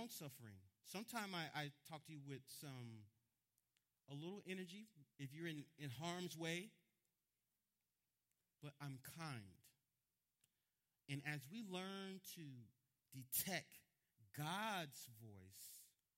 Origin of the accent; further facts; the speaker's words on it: Miami, Florida, United States; I'm from Miami